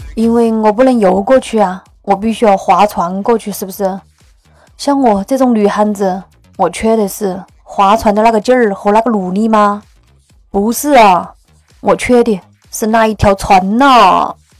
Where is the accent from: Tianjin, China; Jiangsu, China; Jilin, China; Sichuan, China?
Sichuan, China; also born or lived in Northeast China; 我们四川人儿也是不怕事的